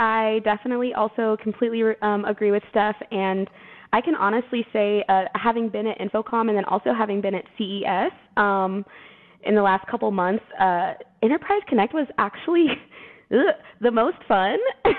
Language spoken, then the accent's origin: English; Austin, Texas, United States; I'm from Austin, Texas, and we love our beers, we love our happy hours, we love our brunches.